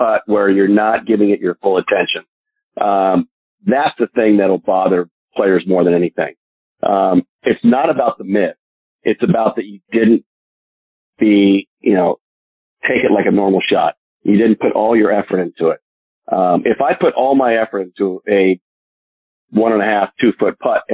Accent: Northern California, United States; I was from Northern California

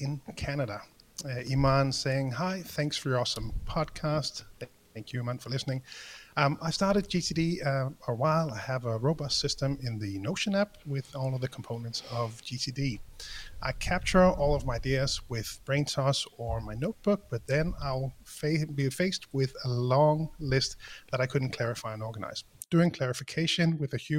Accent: Denmark; I'm the guy from Denmark

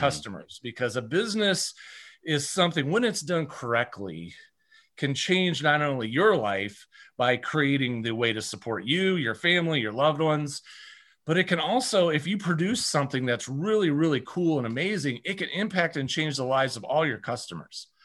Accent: Iowa, United States; I grew up in Iowa

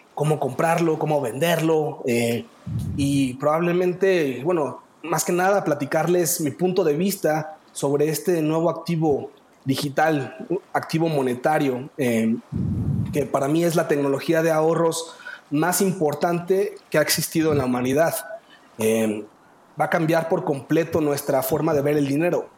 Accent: Mexico; yo soy humano, mexicano

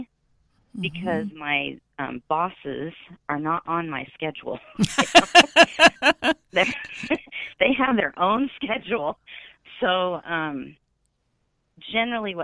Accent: Utah, United States; moved away as an adult; I grew up in Utah, which was a very interesting experience

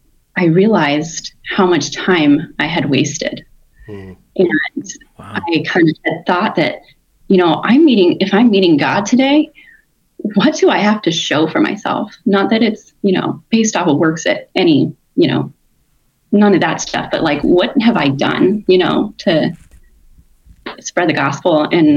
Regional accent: California, United States; also born or lived in Oregon; now in Tennessee, United States; We moved to Tennessee from Oregon, originally from California.

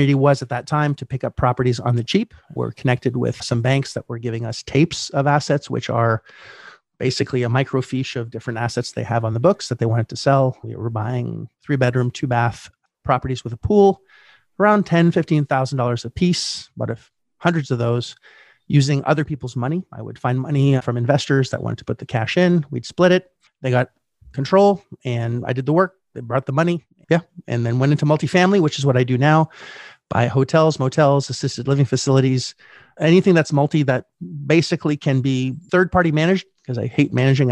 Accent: Canada; I was born in Canada in 1972

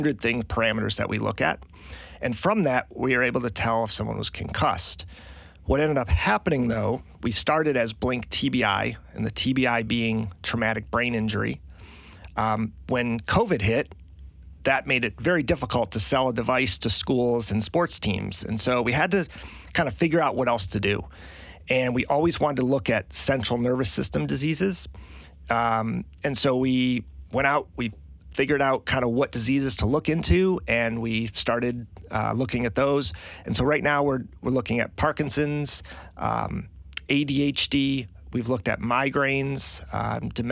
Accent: Michigan, United States; moved away as an adult; also born or lived in Green Bay, Wisconsin; now in Charleston, United States; I grew up in Michigan, went to college in Green Bay, Wisconsin.

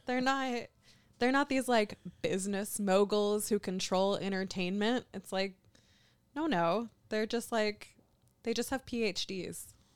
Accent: Kentucky, United States; I'm from Kentucky. I'm very used to being the only Jew in a room

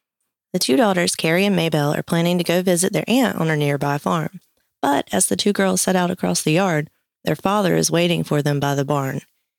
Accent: North Carolina, United States; We're actually from North Carolina

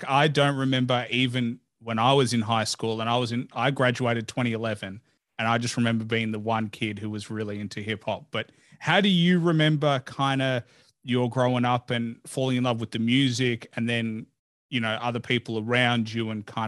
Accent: Australia; and I'm an Aussie podcaster, and I happened to interview him only to connect with an Aussie anyway.

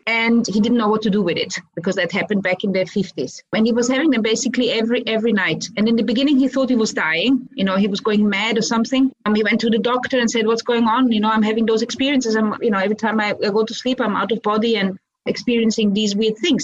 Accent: Austria; moved away; also born or lived in Croatia / Vienna; I grew up in Austria.

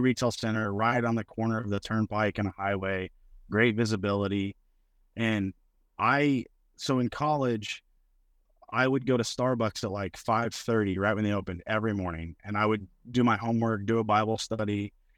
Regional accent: Mustang, Oklahoma, United States; I grew up in Mustang, Oklahoma, just a suburb of Oklahoma City.

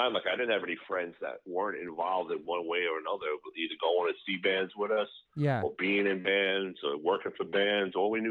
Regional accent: New York City, New York, United States; also born or lived in Long Island; Yeah, I was born in Astoria, actually.

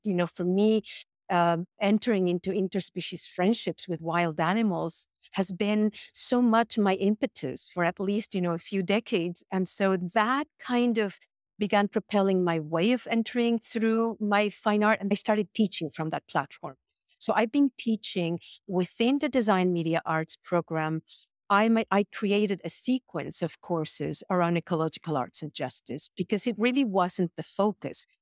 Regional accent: Mexico City, Mexico; moved away as an adult; now in United States; I was born and raised in Mexico City, and I came to the United States to study when I was 18.

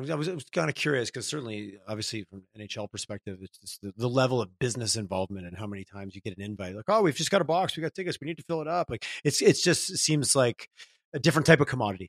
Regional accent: Quebec, Canada; I grew up in Quebec

